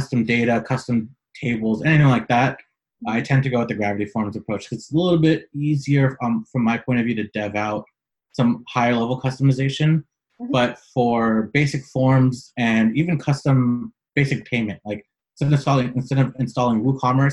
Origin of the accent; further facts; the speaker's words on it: San Francisco, California, United States; moved away as an adult; now in Los Angeles, United States; I was born and raised in San Francisco. I currently live in Southern California, Los Angeles